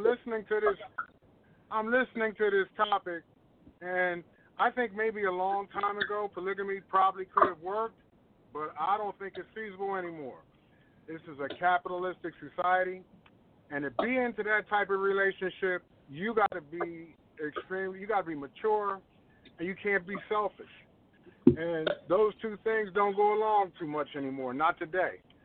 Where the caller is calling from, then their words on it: Philadelphia, Pennsylvania, United States; I'm calling from Philadelphia